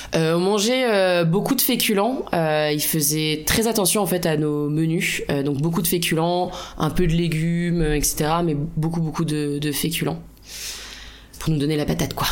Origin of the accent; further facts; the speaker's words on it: La Rochelle, Nouvelle-Aquitaine, France; je viens de La Rochelle, mon prénom est d'origine vietnamienne